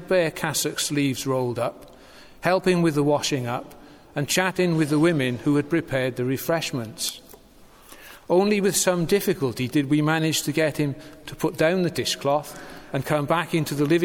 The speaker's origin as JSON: {"language": "English", "town": "Newport", "region": "Wales", "country": "United Kingdom", "tie": "born or raised there", "said": "I was church warden at St. Stephen's in my hometown of Newport"}